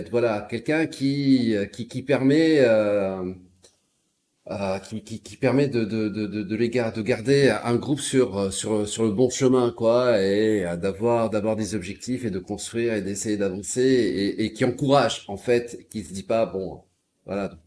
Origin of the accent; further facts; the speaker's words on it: Carthage, Tunis Governorate, Tunisia; Je suis de Carthage Bielsa.